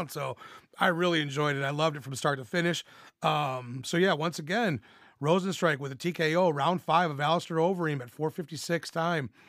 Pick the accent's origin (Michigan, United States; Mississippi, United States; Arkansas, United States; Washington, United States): Arkansas, United States; And I'm from Arkansas